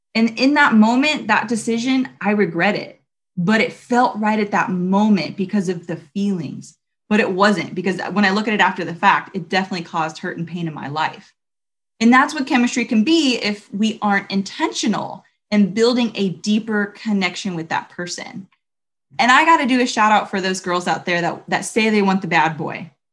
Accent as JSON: {"language": "English", "town": "Long Beach", "region": "California", "country": "United States", "tie": "born or raised there", "also_born_or_lived": "Los Angeles, California", "lives_now": "Huntington Beach, United States", "said": "I grew up in Long Beach"}